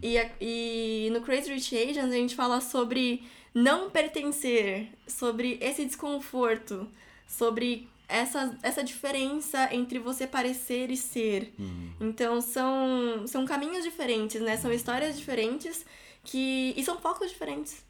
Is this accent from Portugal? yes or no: no; Brazil; somos brasileiros